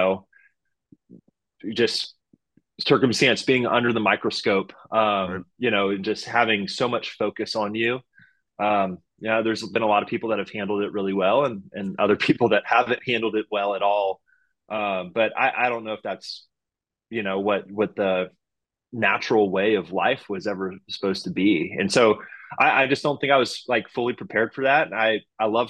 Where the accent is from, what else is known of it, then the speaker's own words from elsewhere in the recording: Houston, Texas, United States; I'm from Houston. It's my hometown team. You know, I grew up going to Astros games when I was, you know, playing Little League baseball here